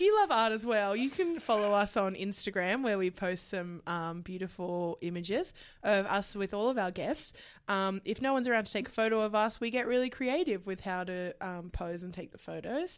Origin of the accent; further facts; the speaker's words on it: Queensland, Australia; As a Queenslander